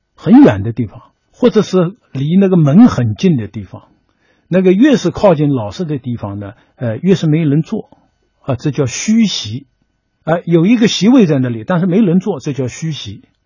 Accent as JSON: {"language": "Chinese", "country": "China", "said": "我们中国人呢，把这个老师呢，这个地位呢，一直是放得很高的"}